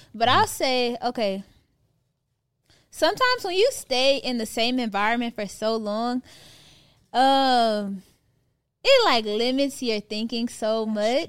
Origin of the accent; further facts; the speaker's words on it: Houston, Texas, United States; moved away as an adult; now in Atlanta, United States; at the time I'm from Houston